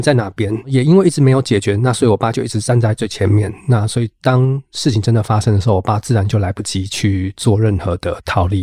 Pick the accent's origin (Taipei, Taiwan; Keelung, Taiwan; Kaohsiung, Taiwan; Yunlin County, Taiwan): Kaohsiung, Taiwan; moved away as an adult; also born or lived in northern Taiwan; 虽然我是高雄人，我可以说在高雄长大，但是老实说，从大学以后，基本上整个生活轨迹多数都在北部了